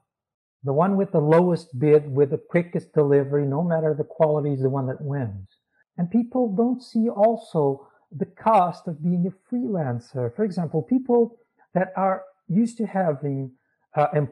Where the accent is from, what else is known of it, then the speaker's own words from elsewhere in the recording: Portugal; I was born in Portugal.